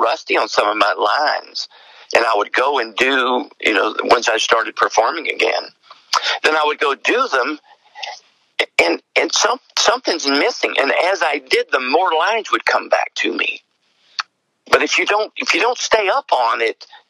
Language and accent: English; East Tennessee, United States; accent: East Tennessee; now in Johnson City, United States; I'm in Johnson City, Tennessee. And so you can probably tell, I mean, the accent, a lot of people think I'm from Australia. I get that a lot. Where are you really from? Is that Australia or English? And I always have to tell them, no, it's East Tennessee